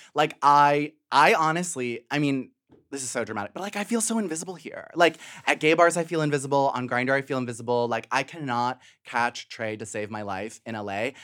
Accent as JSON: {"language": "English", "town": "Western Springs", "region": "Illinois", "country": "United States", "tie": "born or raised there", "also_born_or_lived": "Chicago", "moved": "yes", "lives_now": "Brooklyn, United States", "said": "I was born in the South Side, raised in the suburbs"}